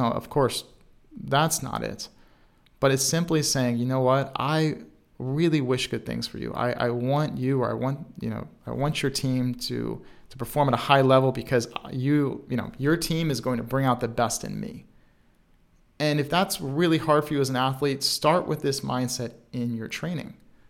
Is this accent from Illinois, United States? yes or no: no; Baltimore, Maryland, United States; even though I was not in Chicago, I'm from Baltimore, Maryland